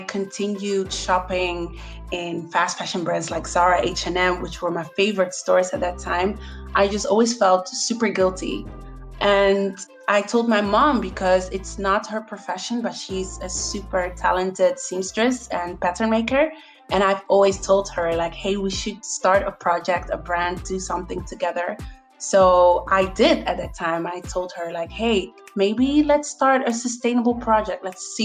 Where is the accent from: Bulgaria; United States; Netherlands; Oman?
Netherlands; moved away as an adult; now in Barcelona, Spain; I'm from the Netherlands, but I am living in Barcelona, Spain for 5 years.